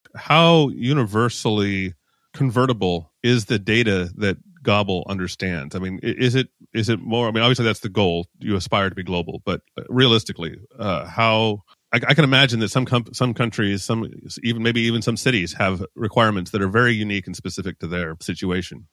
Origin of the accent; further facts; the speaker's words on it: United States; now in Mexico; an American living in Mexico